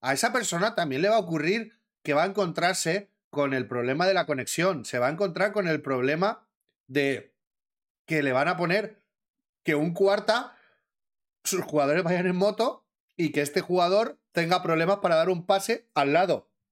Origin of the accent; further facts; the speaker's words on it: Valencian Community, Spain; valenciano también, coño. Estoy hablando con todos valencianos. Sabemos que somos de mecha corta